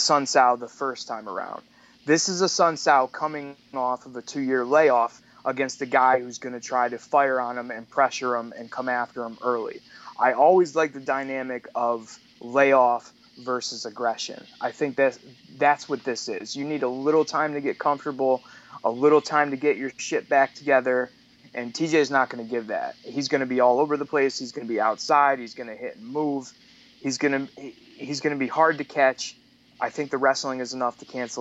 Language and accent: English; United States; I'm American